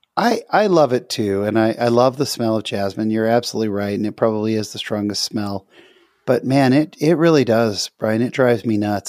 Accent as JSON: {"language": "English", "region": "California", "country": "United States", "moved": "yes", "said": "I'm from California"}